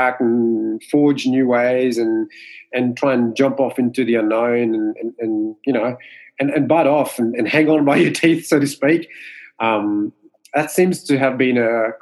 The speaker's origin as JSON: {"language": "English", "country": "Mauritius", "tie": "born or raised there", "first_language": "Mauritian Creole", "second_language": "English", "moved": "as an adult", "lives_now": "Sydney, Australia", "said": "English is my second language. Growing up in Mauritius, we speak more French and Creole, which is our native tongue"}